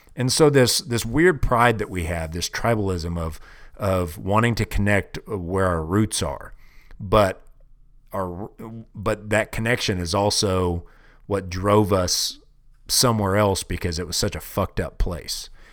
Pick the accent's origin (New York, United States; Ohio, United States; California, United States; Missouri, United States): Missouri, United States; Kansas City; moved away as an adult; now in Wyoming, United States; I'm proud of being, uh, from Kansas City. That's my hometown